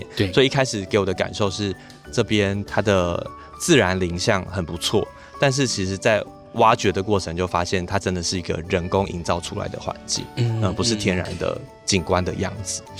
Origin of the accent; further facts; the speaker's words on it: Pinglin, New Taipei, Taiwan; 那刚好这两年我在我的家乡就坪林执行的文化部的计划，其实就是在做水环境的议题